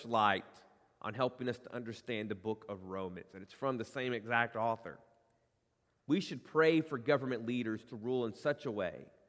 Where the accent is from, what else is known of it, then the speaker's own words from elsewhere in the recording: United States; in our DNA as Americans